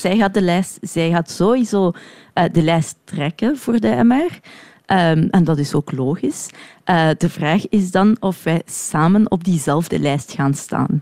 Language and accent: Dutch; Brussels, Brussels-Capital Region, Belgium; also born or lived in Woluwe-Saint-Pierre; ik ben Brusselaar, ik woon hier in Sint-Pieters-Woluwe.